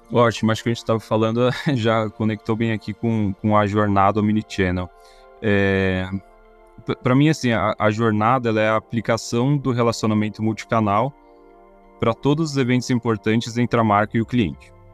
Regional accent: São Paulo, Brazil; como paulista

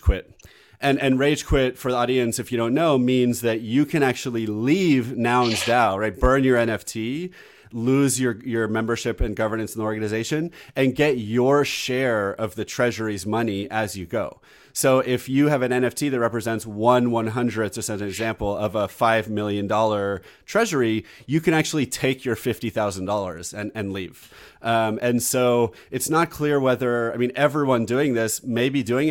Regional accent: United States; I'm American.

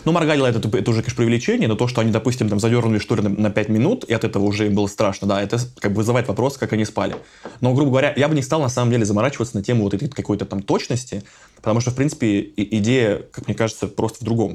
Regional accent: Voronezh, Voronezh Oblast, Russia; в моем родном городе Воронеже

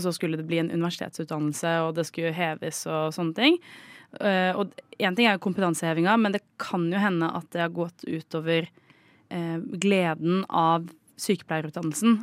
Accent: Oslo, Norway; also born or lived in Trondheim; Jeg er jo fra Oslo

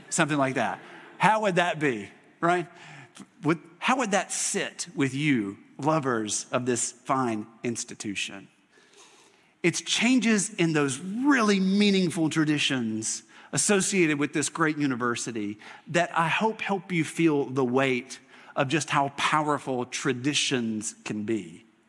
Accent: Mississippi, United States; moved away; I grew up in Mississippi going to a Mississippi State football game

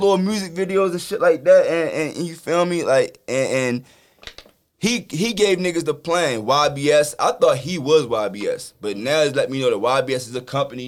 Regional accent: Baltimore, Maryland, United States; I'm from Baltimore.

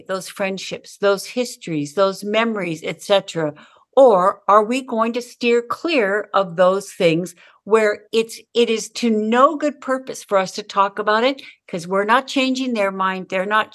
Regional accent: Southern California, United States; I grew up in Southern California

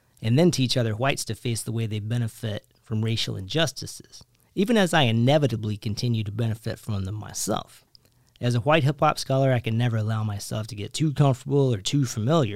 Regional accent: rural Kentucky, United States; Growing up in rural Kentucky in the 80s and 90s, I had no black teachers

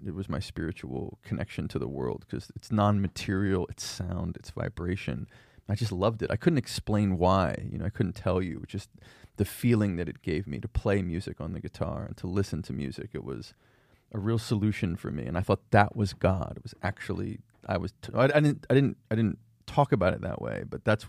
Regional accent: Philadelphia, Pennsylvania, United States; And my dad's sort of secular, like Seinfeld Jewish, you know, that. And so We grew up around Philadelphia.

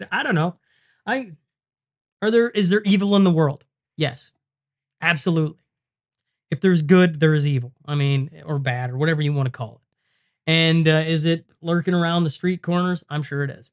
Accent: Lloydminster, Canada; the casino in Lloyd. And I mean, it's my hometown

